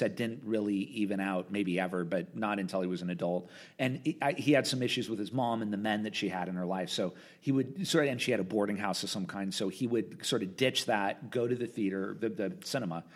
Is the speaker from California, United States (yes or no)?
yes; Southern California, United States; I'm from Southern California. My mom lived in Orange County. My dad lived up here in L.A.